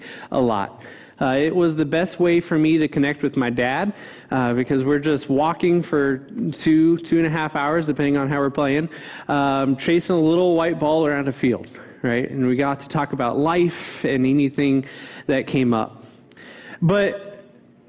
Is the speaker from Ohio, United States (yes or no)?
yes; Cincinnati, Ohio, United States; moved away as an adult; growing up in Cincinnati